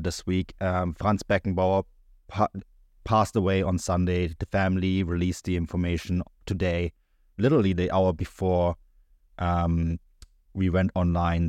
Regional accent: Germany; growing up in Germany

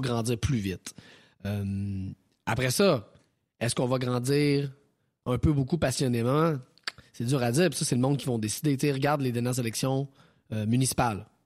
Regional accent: Thetford Mines, Quebec, Canada; je viens de la région de Thetford Mines

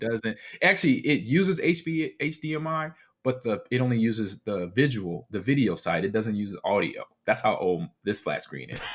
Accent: Nebraska, United States; I'm from Nebraska

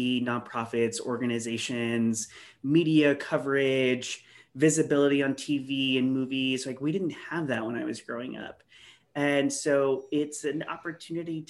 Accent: El Centro, California, United States; moved away; I came from a small town. I came from El Centro and rural community, very homophobic, lots of bullying, discrimination, harassment growing up

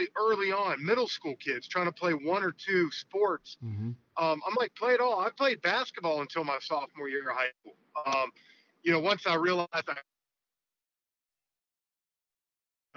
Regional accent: Atlanta, Georgia, United States; stay in Atlanta and do it for my hometown team

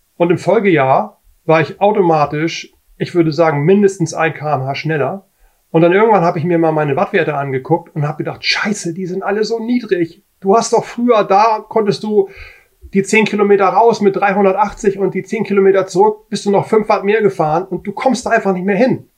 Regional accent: Hamburg, Germany; ich bin aus Hamburg

